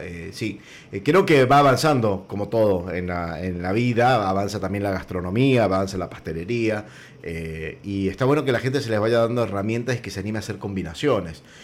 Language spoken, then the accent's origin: Spanish; Mendoza, Argentina; yo digo de mi casa, que somos todos mendocinos